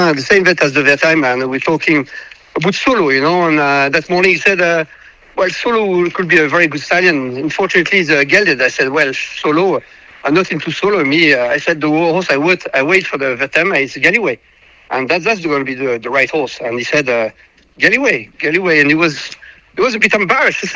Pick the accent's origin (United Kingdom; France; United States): France; Normandy; my dad used to run a stud farm called Arras de la Verrerie when I was born in 1973 in Normandy